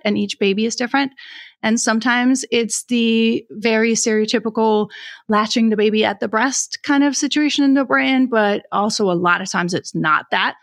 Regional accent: Denmark; moved away; I grew up in Denmark

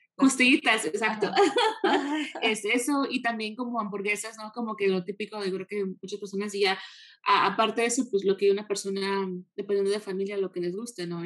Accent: United States; also born or lived in Seattle, Washington; he vivido toda mi vida casi en Estados Unidos

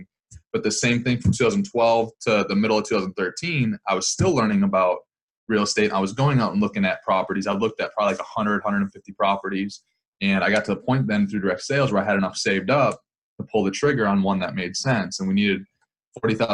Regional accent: Wisconsin, United States; I'm from Wisconsin, so in this area.

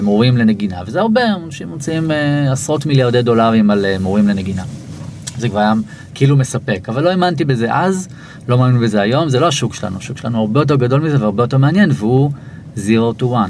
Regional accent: Israel; אני מישראל

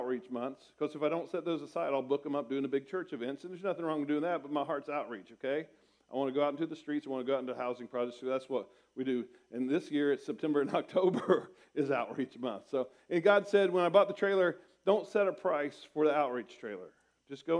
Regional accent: Portsmouth, Ohio, United States; moved away as an adult; now in Springfield, United States; I came home from Bible college in my hometown of Portsmouth, Ohio

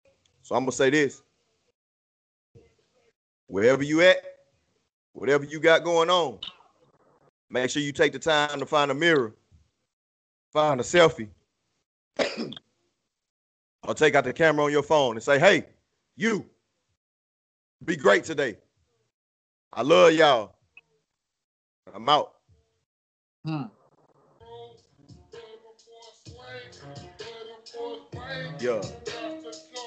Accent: Houston, Texas, United States; the great city of Houston, motherfucking Texas. My hometown

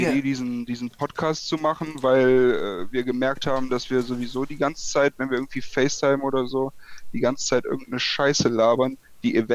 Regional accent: Aachen, North Rhine-Westphalia, Germany; born there; now in Aschaffenburg, Germany; ja, gebürtiger Aachener. Äh, Aschaffenburg ist nicer, als man denkt. Also ich bin da irgendwie gezwungenermaßen hingegangen ähm, für mein Studium.

